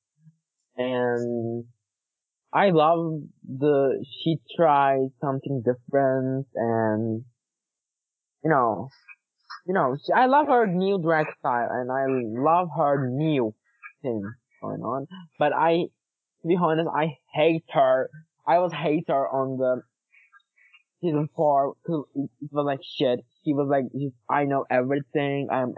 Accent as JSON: {"language": "English", "country": "Turkey", "second_language": "English", "said": "we are from Turkish"}